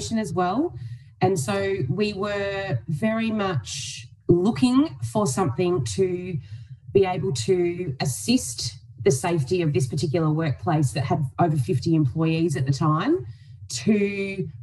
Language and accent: English; Donald, Victoria, Australia; also born or lived in Melbourne; I moved home from Melbourne back to Donald